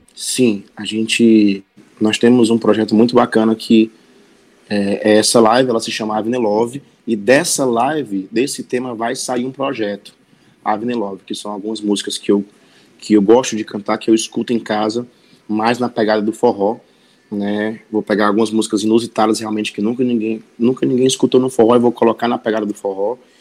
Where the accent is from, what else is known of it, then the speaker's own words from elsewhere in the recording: Sobral, Ceará, Brazil; moved away as an adult; now in Fortaleza, Brazil; eu sou, eu sou sobralense, né? Eu moro em Fortaleza há mais ou menos oito anos, mas eu me cresci e me criei em, em Sobral